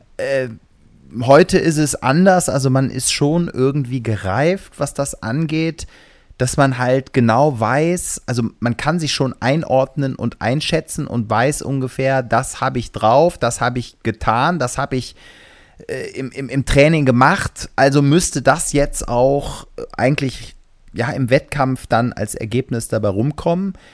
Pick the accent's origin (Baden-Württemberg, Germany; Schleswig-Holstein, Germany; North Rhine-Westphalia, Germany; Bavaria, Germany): North Rhine-Westphalia, Germany; Gummersbach; In meiner Heimatstadt in Gummersbach